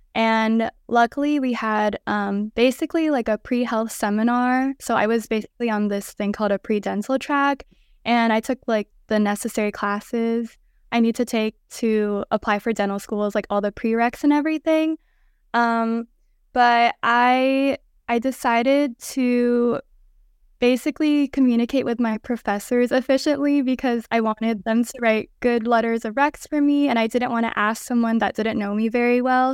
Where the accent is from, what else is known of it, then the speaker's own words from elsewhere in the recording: Los Angeles, California, United States; moved away as an adult; now in Arizona, United States; I'm from Los Angeles, California, and I currently attend ATSU ASDO in Arizona.